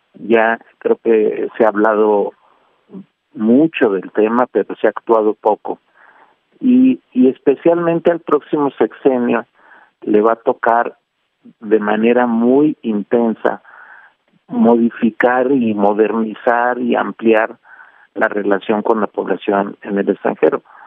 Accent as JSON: {"language": "Spanish", "country": "Mexico", "said": "quiénes somos los mexicanos"}